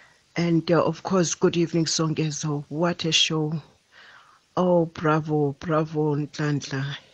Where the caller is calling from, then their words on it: Butterworth, Eastern Cape, South Africa; I'm calling from Butterworth.